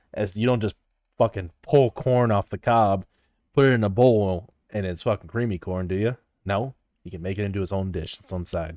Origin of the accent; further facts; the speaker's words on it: Midwest, United States; it's pop. I'm from the Midwest